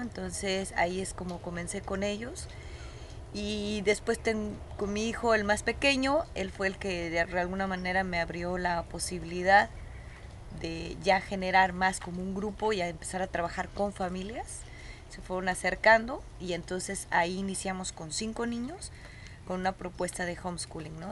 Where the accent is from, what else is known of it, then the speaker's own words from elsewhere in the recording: Guadalajara, Jalisco, Mexico; moved away as an adult; Nosotros somos originarios de Guadalajara